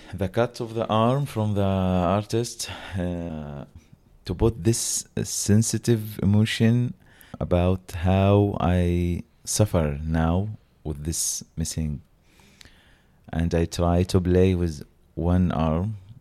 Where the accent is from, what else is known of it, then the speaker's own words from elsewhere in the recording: Gaza, Gaza Strip, Palestine; English is a second language; We are all from Gaza